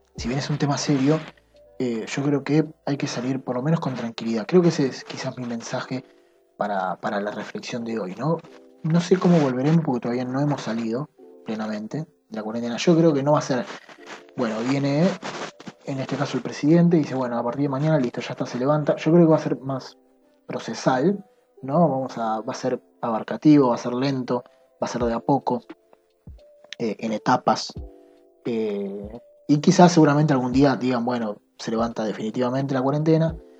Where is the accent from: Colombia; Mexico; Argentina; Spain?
Argentina; soy argentino